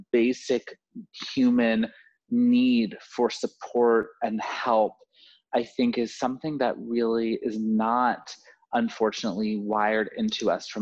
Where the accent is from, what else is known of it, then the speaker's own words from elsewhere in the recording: Florida, United States; moved away; I'm from Florida originally